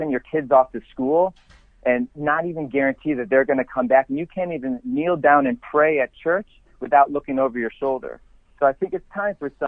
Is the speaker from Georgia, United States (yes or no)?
no; Elma, New York, United States; moved away as an adult; also born or lived in Kenmore, New York / Florida / California; born and raised in Western New York. I was born in Kenmore, grew up in Elma